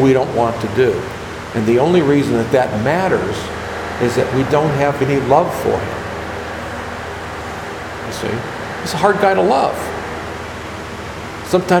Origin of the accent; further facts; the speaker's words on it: United States; I'm an American and a taxpayer